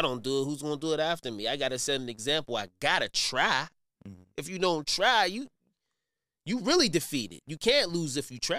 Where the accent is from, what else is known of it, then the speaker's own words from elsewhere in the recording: Wilkinsburg, Pennsylvania, United States; I'm from Wilkinsburg. You know, mm-hmm. I grew up, born and raised in Wilkinsburg. You know what I mean? Pittsburgh, you know, my family, they my people.